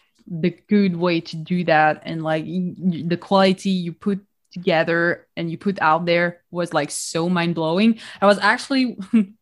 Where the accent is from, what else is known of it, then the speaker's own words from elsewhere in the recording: Nice, Provence-Alpes-Côte d'Azur, France; moved away as an adult; also born or lived in Paris; now in Canada; I live in Canada, but I am originally from Nice. I was born there.